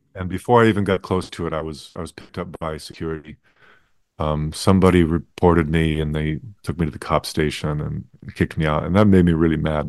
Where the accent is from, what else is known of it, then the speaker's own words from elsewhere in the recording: United States; as an American in, in, in Asia